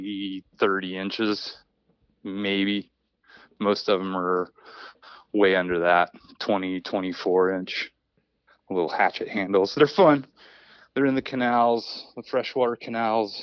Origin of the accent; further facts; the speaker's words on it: Springfield, Missouri, United States; now in Islamorada, United States; I grew up actually right outside of Springfield